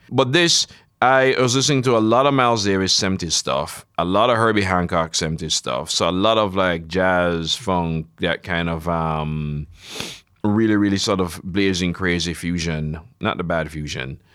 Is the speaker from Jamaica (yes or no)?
yes; Jamaica; I grew up in Jamaica